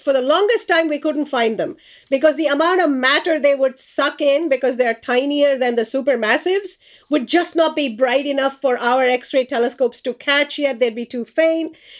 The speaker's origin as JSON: {"language": "English", "country": "India", "tie": "born or raised there", "moved": "yes", "said": "I grew up in India as a child"}